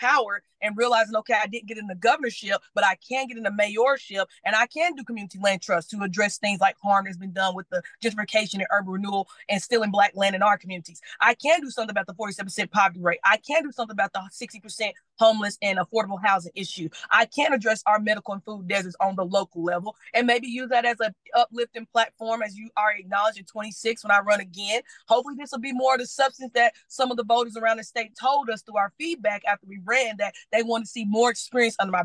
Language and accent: English; Knoxville, Tennessee, United States; This is my hometown. This is my community. This is my native born and raised area in America